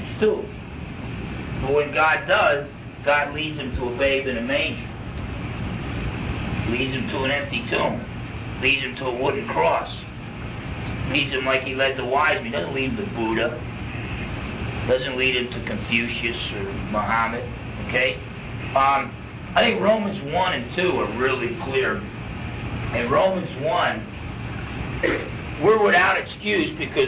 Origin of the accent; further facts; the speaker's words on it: New Jersey, United States; I grew up in New Jersey, half Portuguese, half Italian